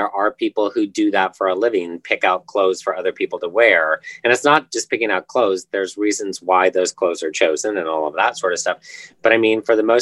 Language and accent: English; Indiana, United States; moved away; I'm from Indiana originally.